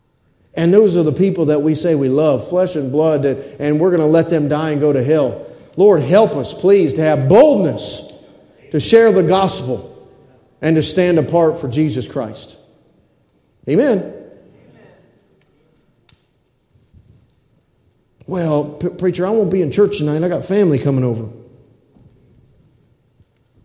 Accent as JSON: {"language": "English", "country": "United States", "said": "I'm a red-blooded American male."}